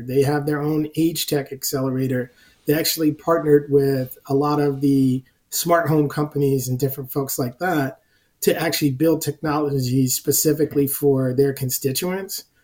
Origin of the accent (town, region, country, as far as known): New Jersey, United States; now in Long Island, United States